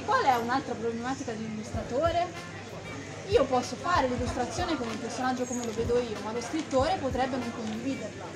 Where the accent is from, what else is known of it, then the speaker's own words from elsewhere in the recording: Massa, Tuscany, Italy; accent: Massese; ho l'accento massese